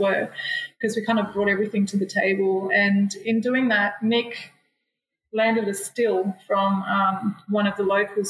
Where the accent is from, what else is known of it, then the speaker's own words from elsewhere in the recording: New Zealand; you know, as another Kiwi, he was really supportive